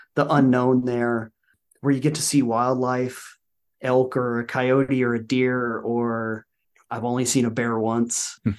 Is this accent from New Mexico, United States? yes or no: yes; Albuquerque, New Mexico, United States; also born or lived in Colorado; now in Oklahoma, United States; I grew up in the great state of New Mexico in Albuquerque